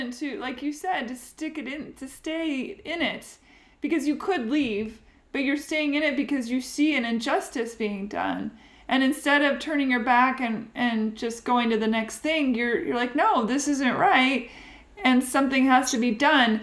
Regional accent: Seattle, Washington, United States; now in Nashville, United States; my hometown

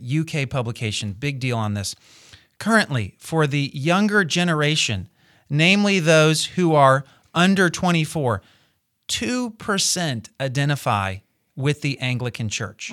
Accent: United States; as an American

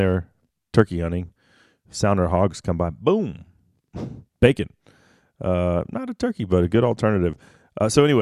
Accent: Texas, United States; my home state of Texas

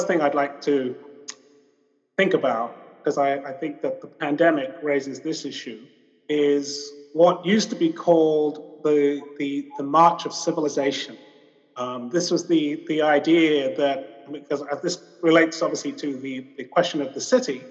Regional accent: London, United Kingdom; I was a young child and I grew up in London

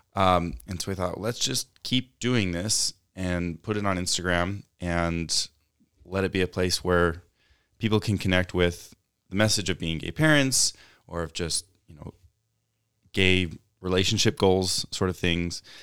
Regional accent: Utah, United States; growing up in a conservative place like Utah

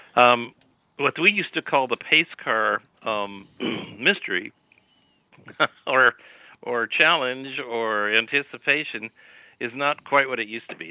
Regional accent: Dayton, Ohio, United States; now in Sacramento, United States; I was growing up in Dayton, Ohio

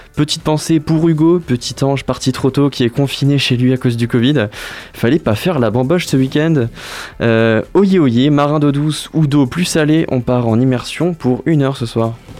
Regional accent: Moselle, Grand Est, France; now in Angers, France; alors moi je viens de Moselle

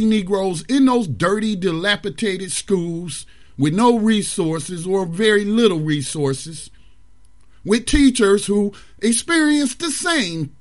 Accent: Mount Holly, United States; also born or lived in Detroit, Michigan; Mount Holly High School, which was a junior high by the time I moved back down from Detroit and attended there.

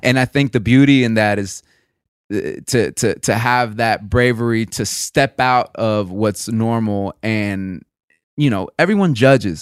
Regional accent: the South, United States; moved away; also born or lived in East Coast; I grew up in the South

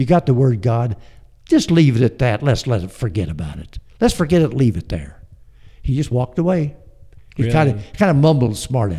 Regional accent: Omaha, Nebraska, United States; born there; Well, we started out in the Midwest. We were Midwestern people. I was born in Omaha.

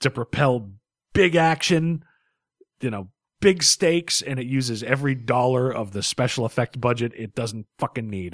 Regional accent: United States; I'm an American

